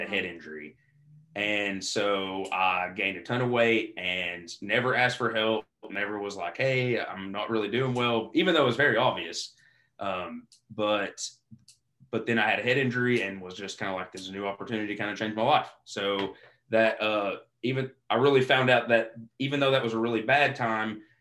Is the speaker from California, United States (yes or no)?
no; Eastern Kentucky, United States; growing up in Eastern Kentucky